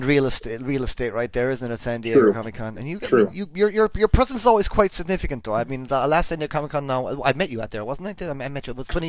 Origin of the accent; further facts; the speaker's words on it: Ireland; I'm Irish